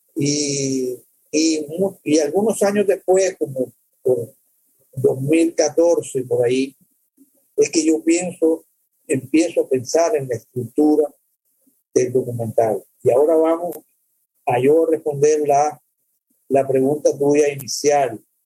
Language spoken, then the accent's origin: Spanish; Cuba; born or raised there; moved away as an adult; also born or lived in El Salvador / Czechoslovakia / Miami, United States